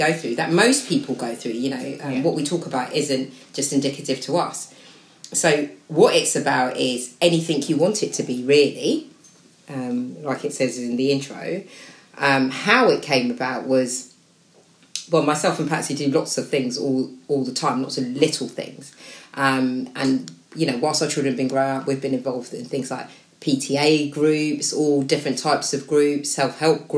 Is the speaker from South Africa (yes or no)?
no; Slough, South East England, United Kingdom; I'm proud to be a resident of Slough